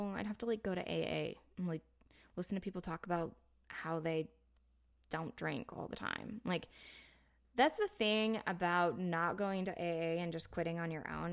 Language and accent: English; United States